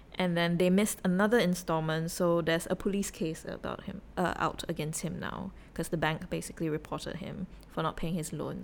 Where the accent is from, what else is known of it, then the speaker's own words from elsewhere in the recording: Singapore; I was from Singapore